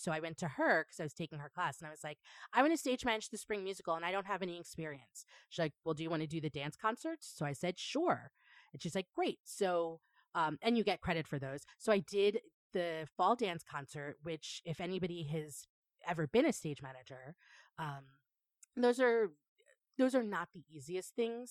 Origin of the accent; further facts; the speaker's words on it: Long Island, New York, United States; moved away as an adult; also born or lived in New Paltz, New York; now in Chicago, United States; I grew up in Long Island, New York